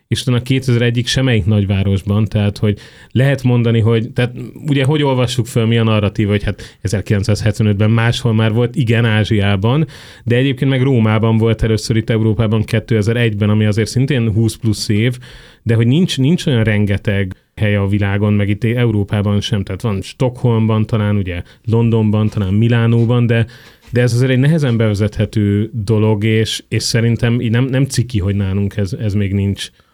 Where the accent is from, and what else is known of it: Budapest, Hungary